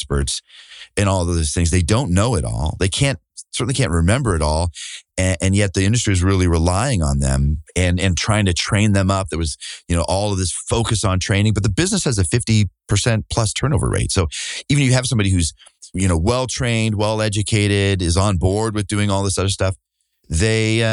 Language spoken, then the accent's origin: English; Burlington, Iowa, United States; Burlington is look, at 20,000 people at the time, maybe it was 23,000. I grew up there.